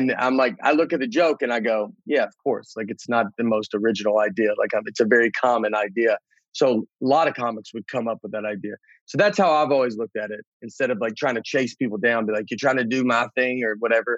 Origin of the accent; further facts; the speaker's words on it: the South, United States; we're both from the South